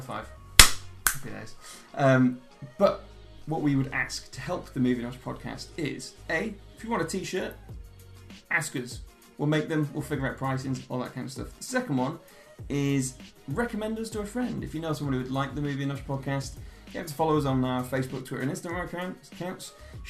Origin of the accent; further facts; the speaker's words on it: Leigh, North West England, United Kingdom; The thing is, I'm not even from Manchester, I'm from Wigan, but nobody wants to.